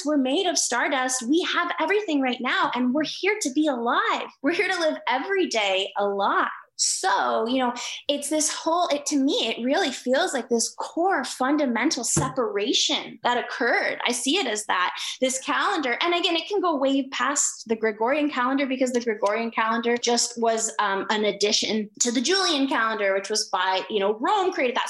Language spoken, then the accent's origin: English; Canada; I'm Canadian